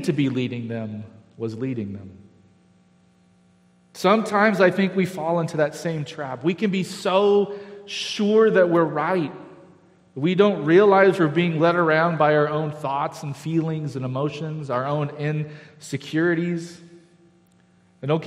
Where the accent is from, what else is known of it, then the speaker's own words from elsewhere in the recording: Galt, California, United States; I grew up in Galt, which is kind of farming ranch territory south of Sacramento